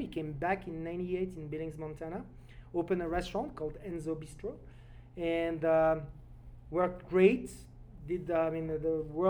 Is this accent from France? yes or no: yes; France; accent: French; English is a second language; also born or lived in Lake Geneva area; now in Post Falls, United States